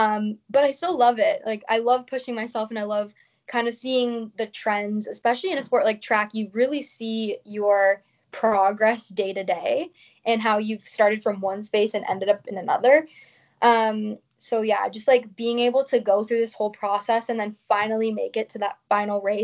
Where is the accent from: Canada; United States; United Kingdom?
Canada; being Canadian